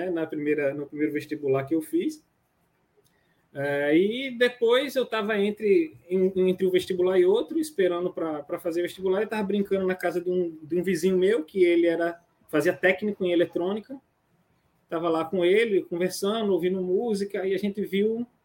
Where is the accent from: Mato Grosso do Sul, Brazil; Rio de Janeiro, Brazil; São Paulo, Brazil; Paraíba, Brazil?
Rio de Janeiro, Brazil; now in Sergipe, Brazil; apegado às minhas raízes aqui em Sergipe, apesar de não ser sergipano. Sou carioca, mas sou.